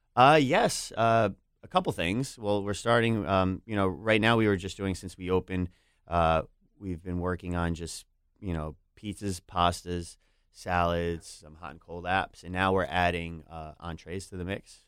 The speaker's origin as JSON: {"language": "English", "region": "New York", "country": "United States", "said": "as a New Yorker"}